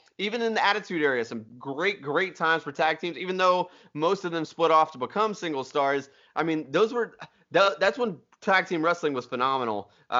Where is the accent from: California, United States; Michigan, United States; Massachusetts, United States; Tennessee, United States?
Tennessee, United States; Nashville; We're from Nashville. You're going to get our opinions. This is the way it works here.